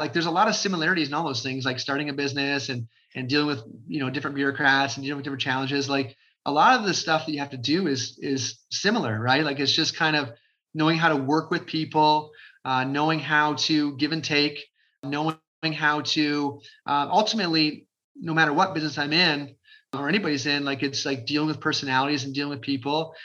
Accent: Crystal Beach, Ontario, Canada; when I was a high school kid, to live in Crystal Beach

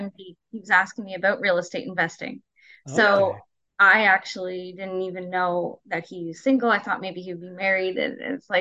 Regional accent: North Bay, Ontario, Canada; moved away; I'm from North Bay and I have a lot of family there, so I visit lots

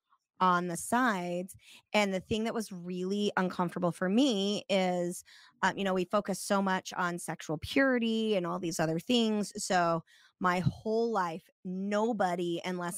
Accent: Snowflake, Arizona, United States; I grew up in Snowflake, Arizona

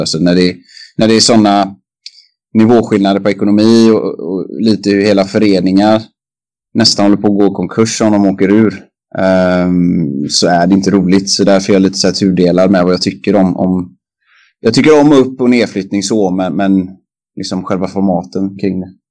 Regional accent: Kungälv, Västra Götaland, Sweden; i Kungens ishall där jag är uppvuxen också

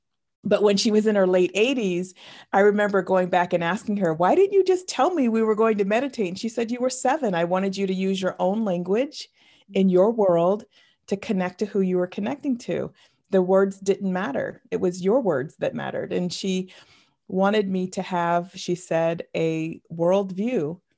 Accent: New England, United States; I grew up in the New England, sort of northeast region of the United States, in a very small town. And I was raised Roman Catholic.

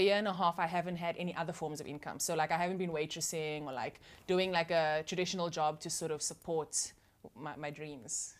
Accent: Cape Town, Western Cape, South Africa; growing up in that environment was awesome

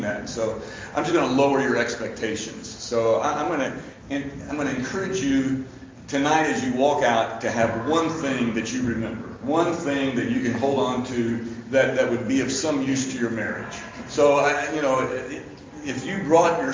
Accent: Lexington, Kentucky, United States; moved away as an adult; now in Louisville, United States; I'm from Lexington. I went to James Lane Allen and Beaumont and Lafayette and graduated from UK and worked at UK.

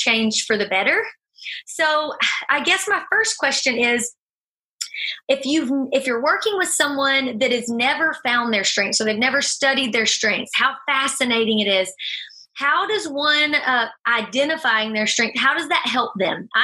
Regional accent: Deep South, United States; I was raised in the Deep South, if you can't tell from this

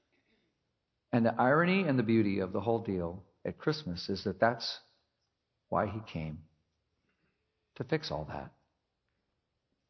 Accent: Minnesota, United States; moved away; I grew up in Minnesota

